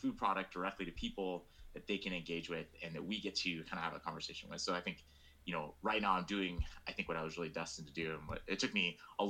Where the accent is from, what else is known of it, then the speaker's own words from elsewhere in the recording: Sacramento, California, United States; I'm originally from Northern California. I grew up in Sacramento